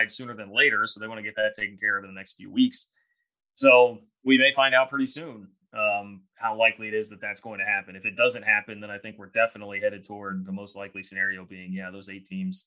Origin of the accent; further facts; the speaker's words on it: Kansas City, United States; I grew up in Kansas City